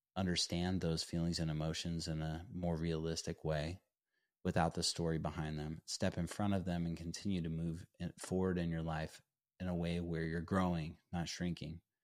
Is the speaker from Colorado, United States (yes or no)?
yes; Durango, Colorado, United States; ultimately ended up playing for my hometown school, Fort Lewis College